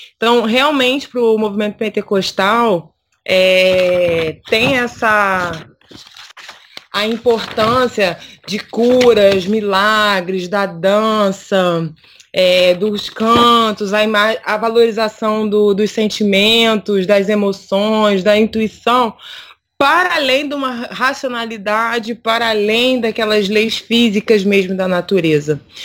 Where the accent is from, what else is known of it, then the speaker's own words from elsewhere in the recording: Rio de Janeiro, Brazil; eu sou do Rio de Janeiro